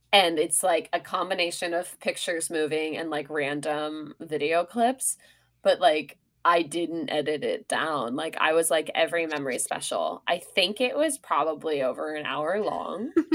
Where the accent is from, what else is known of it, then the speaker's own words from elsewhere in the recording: Sonoma, California, United States; now in New York, United States; I'm from Sonoma